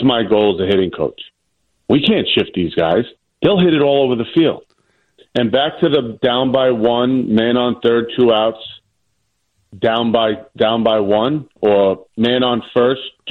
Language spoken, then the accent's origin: English; New York City, New York, United States; accent: New York; born and raised in Staten Island.